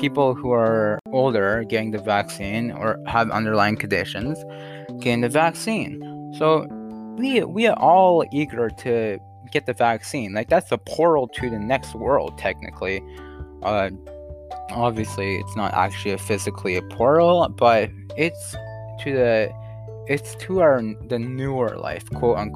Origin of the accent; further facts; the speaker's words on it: Canada; I'm not American.